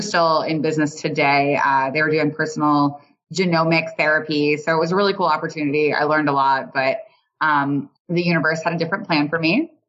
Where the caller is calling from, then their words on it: San Antonio, Texas, United States; I am coming from San Antonio, Texas.